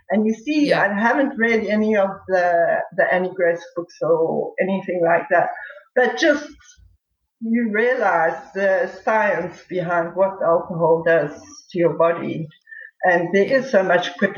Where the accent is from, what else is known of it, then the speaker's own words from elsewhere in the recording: South Africa; being a South African